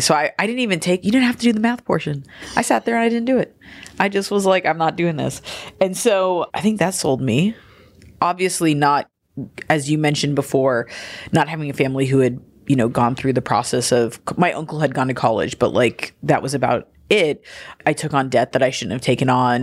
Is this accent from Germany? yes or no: no; Gardena, California, United States; moved away as an adult; also born or lived in Philadelphia; I grew up in Gardena.